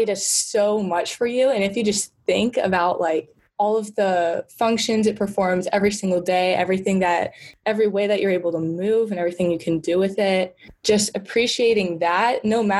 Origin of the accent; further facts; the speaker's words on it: the South, United States; moved away; I'm from the South